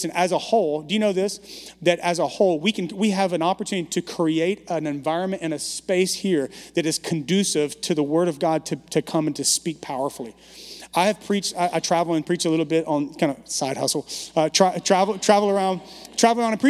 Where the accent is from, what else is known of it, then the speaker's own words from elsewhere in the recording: Baton Rouge, Louisiana, United States; also born or lived in Bogalusa, Louisiana / Dallas; now in San Francisco, United States; moved to the metropolis of Baton Rouge, area code 225